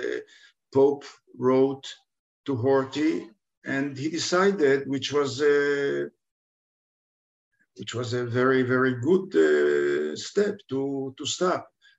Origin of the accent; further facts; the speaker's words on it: Budapest, Hungary; born there; I can get a Hungarian citizenship. I can get a Hungarian passport. I was born in Budapest.